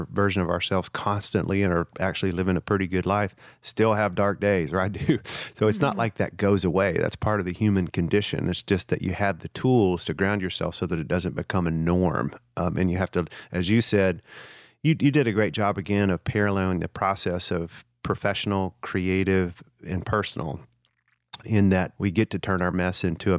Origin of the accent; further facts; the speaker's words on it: the South, United States; particularly in the culture of the region I grew up in the South